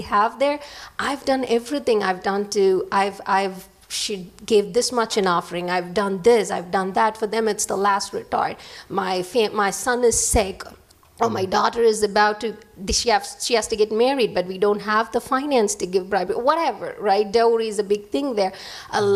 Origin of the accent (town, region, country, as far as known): India; English is a second language; moved away